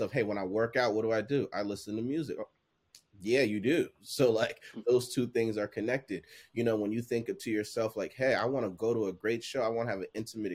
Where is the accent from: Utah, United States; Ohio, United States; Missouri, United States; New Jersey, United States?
New Jersey, United States; also born or lived in Liberia; born in Liberia, coming to the States and growing up in Jersey